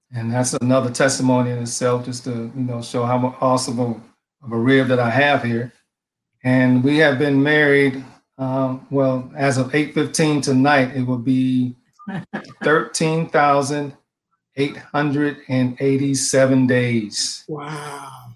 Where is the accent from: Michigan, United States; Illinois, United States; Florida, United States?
Michigan, United States; Detroit; now in Maryland, United States; I'm originally from Detroit, Michigan.